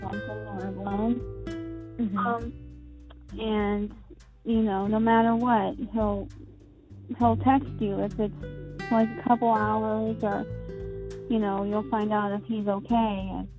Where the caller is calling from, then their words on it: Greensboro, Pennsylvania, United States; I am 31 years old. And I am calling from Greensboro, Pennsylvania.